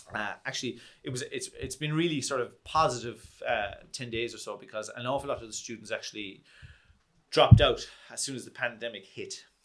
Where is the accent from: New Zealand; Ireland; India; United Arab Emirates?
Ireland; Kerry, Munster; also born or lived in London; I'm from Kerry